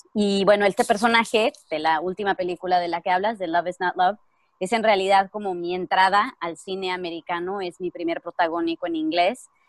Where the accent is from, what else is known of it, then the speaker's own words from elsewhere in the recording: Mexico; first language Spanish; moved away as an adult; now in United States; soy mexicana.